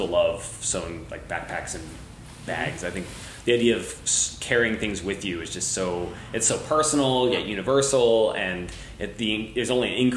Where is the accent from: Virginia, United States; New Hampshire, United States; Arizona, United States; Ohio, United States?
Virginia, United States; D.C. area, Northern; I'm from the East Coast originally, so I grew up in the D.C. area in Northern Virginia